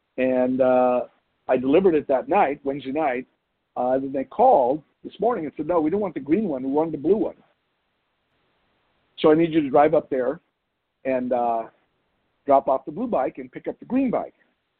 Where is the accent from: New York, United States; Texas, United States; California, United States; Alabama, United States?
California, United States; Beverly Hills; I'm trying to paint a picture of a young boy who grew up in Beverly Hills, I'm going to say a modest family. And actually up Benedict, we grew up in Benedict Canyon, which is, and I lived on a deserted cul-de-sac